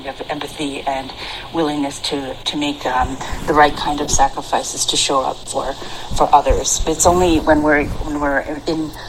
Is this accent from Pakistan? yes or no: no; Canada; I grew up in Canada, where in a small town